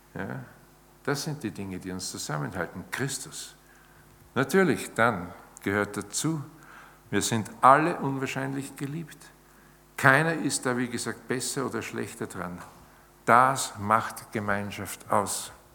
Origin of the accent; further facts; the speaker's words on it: Austria; bei uns in Österreich